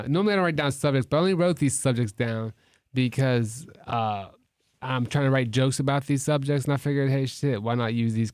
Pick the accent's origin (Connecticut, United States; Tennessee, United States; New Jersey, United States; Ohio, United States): Ohio, United States; Toledo; I'm from Toledo.